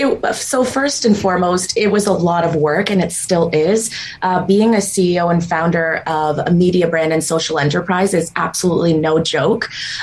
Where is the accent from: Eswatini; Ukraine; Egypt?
Ukraine; also born or lived in Israel / Canada; Ukraine, and then Israel, and then Canada.